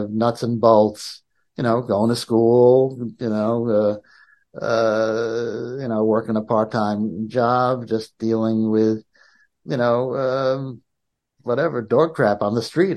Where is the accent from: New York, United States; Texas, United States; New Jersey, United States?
New York, United States; New York City; I grew up in Manhattan.